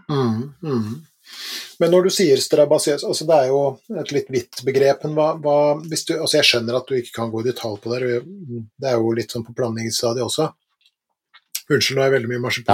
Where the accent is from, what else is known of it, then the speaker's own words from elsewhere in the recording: Langesund, Vestfold og Telemark, Norway; da jeg vokste opp i Langesund i Telemark